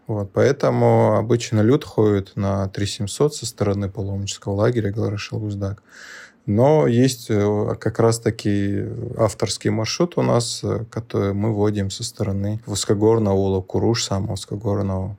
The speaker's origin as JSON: {"language": "Russian", "town": "Magaramkent", "region": "Dagestan", "country": "Russia", "tie": "born or raised there", "also_born_or_lived": "Rostov-on-Don", "said": "вырос в Дагестане, в селении Магарамкент, это недалеко от границы с Азербайджаном, южнее Дервента."}